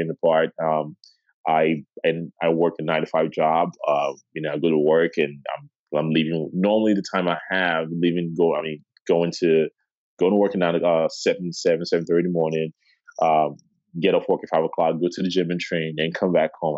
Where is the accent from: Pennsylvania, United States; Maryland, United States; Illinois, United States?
Illinois, United States; Chicago; moved away; originally I'm from Chicago